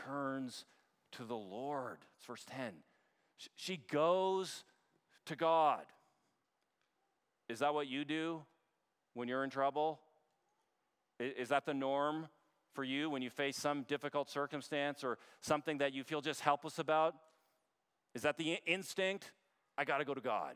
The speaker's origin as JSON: {"language": "English", "country": "Canada", "moved": "yes", "lives_now": "United States", "said": "as a Canadian"}